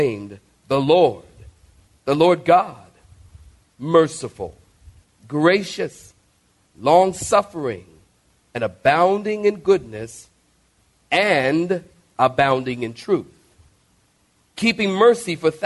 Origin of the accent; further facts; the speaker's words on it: Philadelphia, Pennsylvania, United States; moved away as an adult; I'm from Philadelphia. My father was a drug dealer